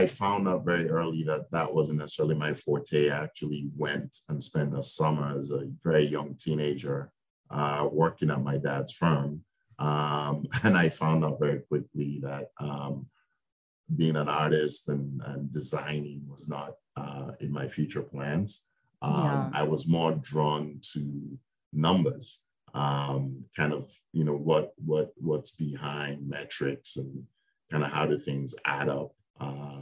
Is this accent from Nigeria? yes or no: yes; Nigeria; moved away as an adult; I was born in Nigeria in West Africa. I spent my first 18 years in Nigeria.